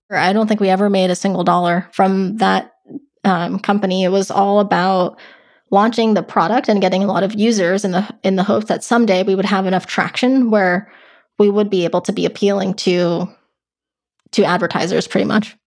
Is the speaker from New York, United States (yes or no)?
yes; Westchester, New York, United States; moved away as an adult; also born or lived in Los Angeles, California; now in California, United States; I grew up right outside New York in a county called Westchester, um, but actually even before that, I actually lived in California. So I lived in L A until about fourth grade and then moved to New York